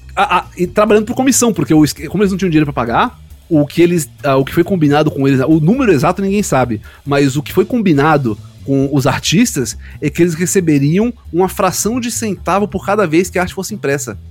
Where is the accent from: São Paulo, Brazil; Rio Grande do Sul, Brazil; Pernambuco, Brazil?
Pernambuco, Brazil; Recife; Eu não sou paulista, eu não sou carioca, eu sou recifense